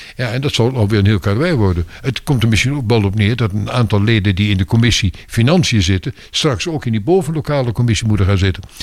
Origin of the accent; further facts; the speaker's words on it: Twente, Overijssel, Netherlands; also born or lived in Belgium / Brussels; now in Laren, Netherlands; Ik ben oorspronkelijk een tukker